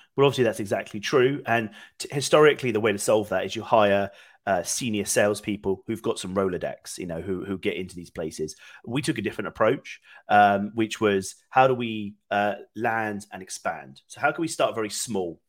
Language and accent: English; United Kingdom; moved away as an adult; now in Austin, United States; I'm originally from the UK, but I've been here about four years now